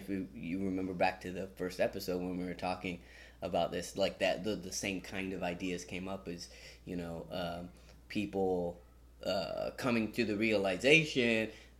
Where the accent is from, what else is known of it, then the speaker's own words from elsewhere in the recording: Fresno, California, United States; We're from Fresno, California, and that's mostly where we're doing our work.